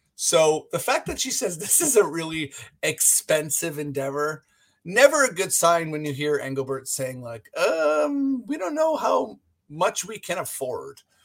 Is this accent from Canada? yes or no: yes; Canada; now in Toronto, Canada; we're Canadian